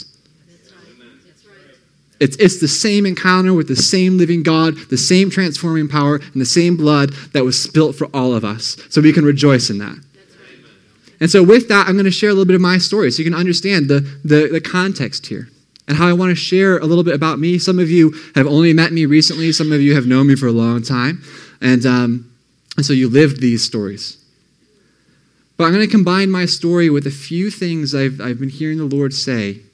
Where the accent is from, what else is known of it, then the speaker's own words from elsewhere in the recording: Ohio, United States; also born or lived in Michigan; And so I grew up in Ohio. I moved to Michigan. I grew up there for most of my middle school years, I should say grade school. Then we moved back to Ohio